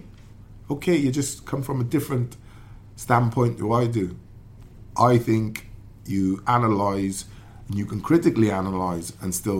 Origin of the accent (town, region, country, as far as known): Wales, United Kingdom